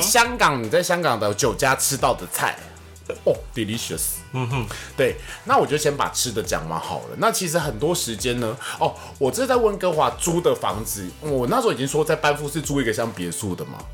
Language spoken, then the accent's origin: Chinese; Taiwan; 我们台湾人